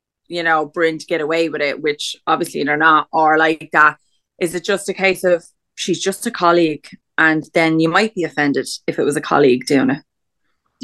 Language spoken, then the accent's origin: English; Ireland; we're Irish